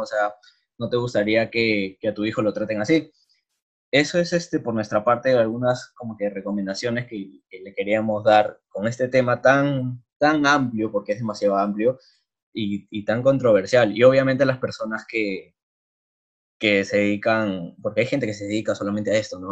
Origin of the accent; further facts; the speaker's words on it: Lima, Peru; como peruanos, o sea, como limeños